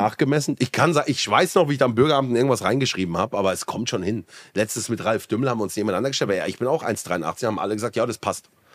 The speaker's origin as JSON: {"language": "German", "area": "Black Forest", "region": "Baden-Württemberg", "country": "Germany", "said": "Ich komme ja auch hier aus dem Schwarzwald"}